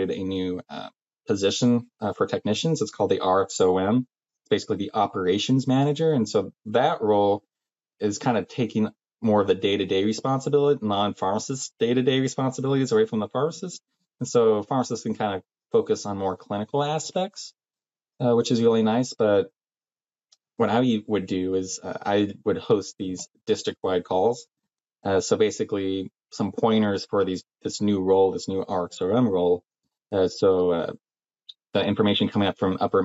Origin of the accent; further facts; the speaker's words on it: Salem, Oregon, United States; I'm from Salem, Oregon.